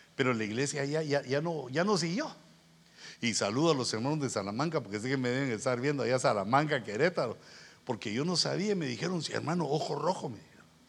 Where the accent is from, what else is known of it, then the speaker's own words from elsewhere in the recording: Guatemala; moved away; yo vengo de Guatemala